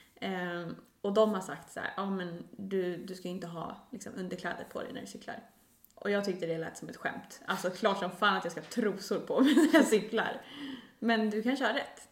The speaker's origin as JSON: {"language": "Swedish", "town": "Stockholm", "region": "Stockholm County", "country": "Sweden", "said": "Vi borde ha förtur som stockholmare"}